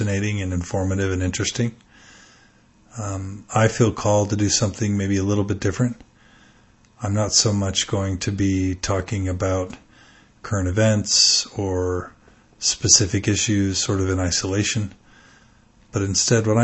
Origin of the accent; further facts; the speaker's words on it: Texas, United States; moved away; I was raised in Texas and grew up a pretty devout and zealous member